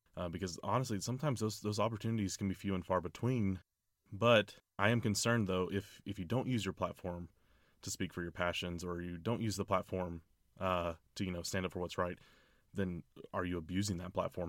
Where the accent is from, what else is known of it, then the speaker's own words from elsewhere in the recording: Orlando, Florida, United States; Orlando, Florida, my hometown